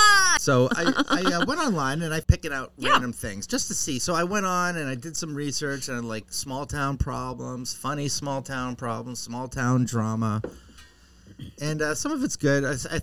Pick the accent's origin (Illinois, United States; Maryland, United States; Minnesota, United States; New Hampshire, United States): New Hampshire, United States; Concord; I'm from Concord, New Hampshire.